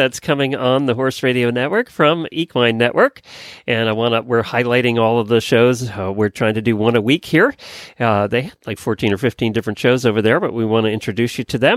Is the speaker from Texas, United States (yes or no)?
no; Pennsylvania, United States; I grew up in Pennsylvania